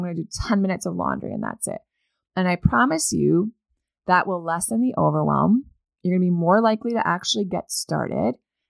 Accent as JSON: {"language": "English", "region": "Maine", "country": "United States", "tie": "born or raised there", "said": "And if you live, I don't know, beyond the wall, like I did where I grew up in Northern Maine"}